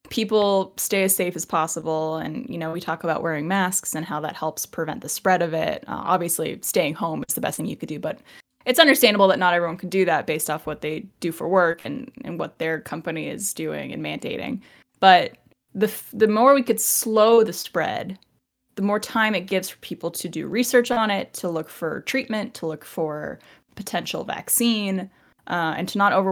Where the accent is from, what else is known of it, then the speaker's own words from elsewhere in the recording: Canada; I'm Canadian.